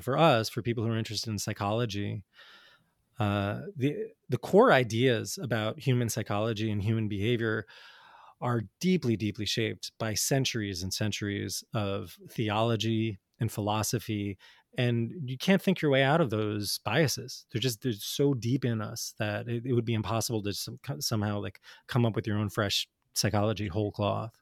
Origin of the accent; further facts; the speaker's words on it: New Jersey, United States; I grew up in North Jersey in the eighties and nineties